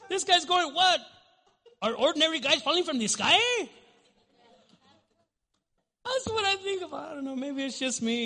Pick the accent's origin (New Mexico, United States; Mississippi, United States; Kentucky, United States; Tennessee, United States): New Mexico, United States; Albuquerque; I grew up in the South Valley, and I'm no longer there